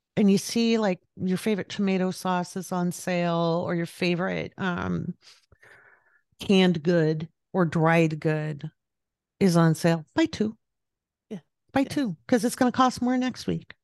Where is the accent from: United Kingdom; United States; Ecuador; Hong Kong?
United States; Pacific Northwest; moved away as an adult; also born or lived in overseas; now in California, United States; I grew up in the Pacific Northwest, and then I lived overseas, and then when I moved back, I moved back to the Pacific Northwest.